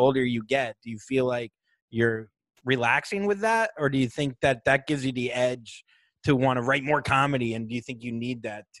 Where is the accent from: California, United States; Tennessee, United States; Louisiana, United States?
Louisiana, United States; New Orleans; And I got in a fight in New Orleans, and I'm from New Orleans.